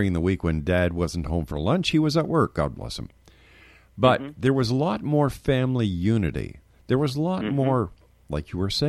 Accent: Montreal, Quebec, Canada; now in Ontario, Canada; when I was a young man growing up in Montreal, we lived on the South Shore in the country.

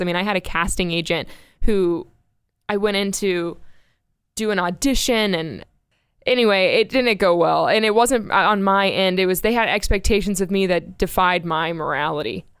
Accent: Space Coast, Florida, United States; moved away as an adult; also born or lived in Myrtle Beach, South Carolina / Kyiv, Ukraine; now in Texas, United States; grew up on the Space Coast area

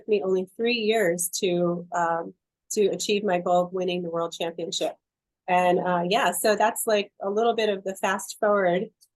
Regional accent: New York, United States; I grew up in New York

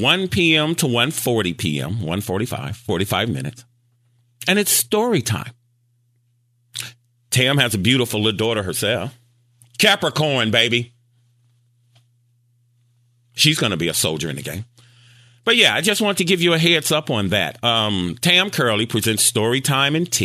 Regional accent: Gary, Indiana, United States; I'm from Gary, Indiana

